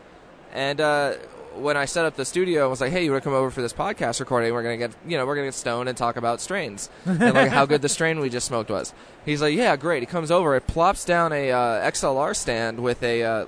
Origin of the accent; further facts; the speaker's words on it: Texas, United States; moved away; I'm from Texas originally